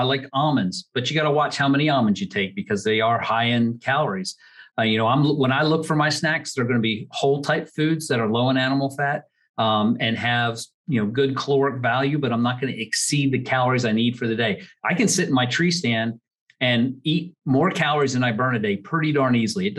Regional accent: Pottstown, Pennsylvania, United States; I grew up in Montgomery County outside of Pottstown, Pennsylvania.

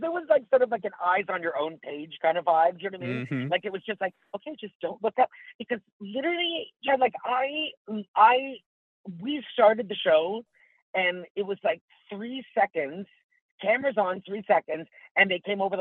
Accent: Tillsonburg, Ontario, Canada; moved away as an adult; also born or lived in Toronto; I grew up in a little town called Tillsonburg, Ontario

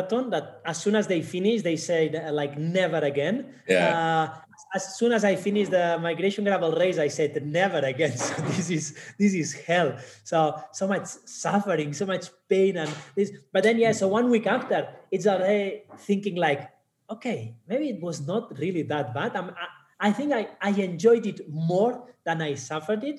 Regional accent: Barcelona, Catalonia, Spain; moved away as an adult; now in Kenya; I'm originally from Barcelona, Spain, based in Kenya since 2015

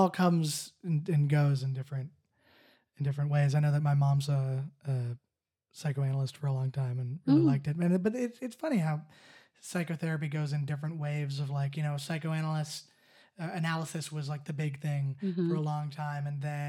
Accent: Canada; I mean, I'm Canadian too, but I'm half American, so...

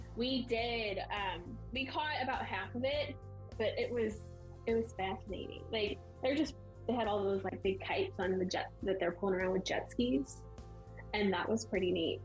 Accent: St. Louis, Missouri, United States; we're from St. Louis

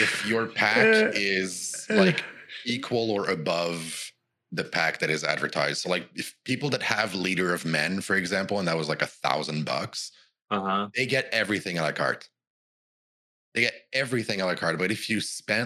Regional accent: Canada; I'm Canadian

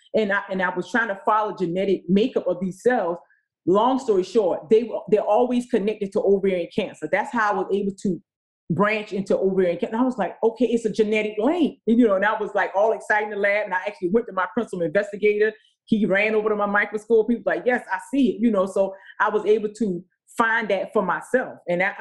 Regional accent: the South, United States; moved away; I came from the South. You know, I grew up on a dirt road.

